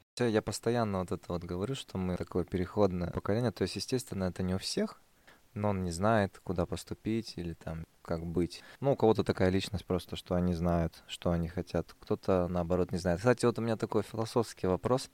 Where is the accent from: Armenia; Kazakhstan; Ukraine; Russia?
Kazakhstan; Oskemen, East Kazakhstan Region; now in Pavlodar, Kazakhstan; Я вырос в Каменогорске, там, в поселке